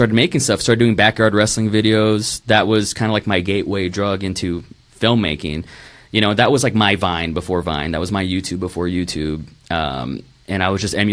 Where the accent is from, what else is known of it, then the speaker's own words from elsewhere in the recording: Rio Grande Valley, Texas, United States; moved away as an adult; also born or lived in Tulsa, Oklahoma / Dallas, Texas; now in Austin, United States; I was born in Tulsa, Oklahoma, moved to Dallas for about a year, then moved to the Rio Grande Valley, which was the asshole of Texas.